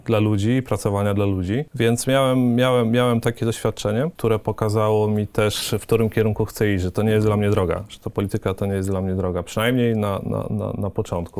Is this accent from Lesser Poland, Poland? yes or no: no; Łuków, Lublin Voivodeship, Poland; moved away as an adult; also born or lived in Warsaw; pochodzę z Łukowa, mhm. na, na Wschodzie